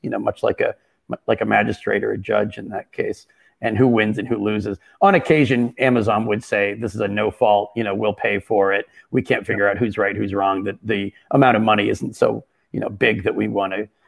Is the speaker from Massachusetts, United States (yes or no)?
yes; Boston, Massachusetts, United States; moved away as an adult; also born or lived in Berkeley, California / Seattle / Brooklyn, New York; I'm originally from the Boston area, and that's where I currently reside